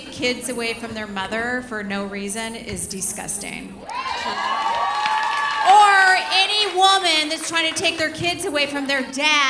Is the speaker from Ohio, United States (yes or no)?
no; Glendora, California, United States; born or raised there